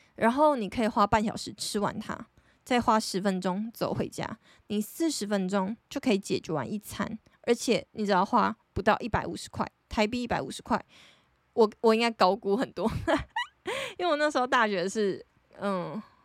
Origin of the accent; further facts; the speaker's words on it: Taiwan; 就是我觉得我们台湾人的生活形态